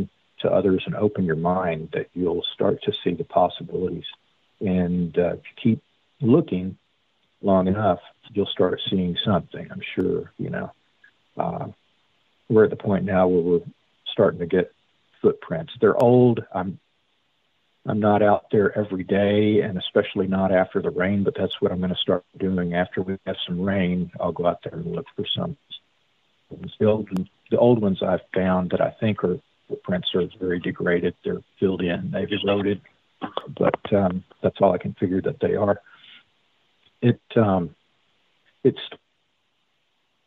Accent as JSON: {"language": "English", "region": "Texas", "country": "United States", "tie": "born or raised there", "said": "I am from Texas native, but in that regard, I'm more of a Missourian."}